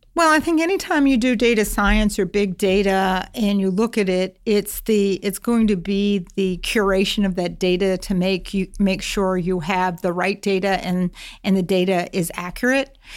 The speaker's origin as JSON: {"language": "English", "region": "Massachusetts", "country": "United States", "tie": "born or raised there", "said": "I grew up in Massachusetts"}